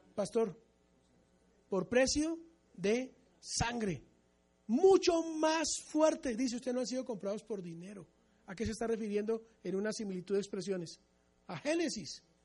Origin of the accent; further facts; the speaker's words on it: Colombia; nosotros los mesiánicos amemos a Israel como colombianos con un apellido bien goy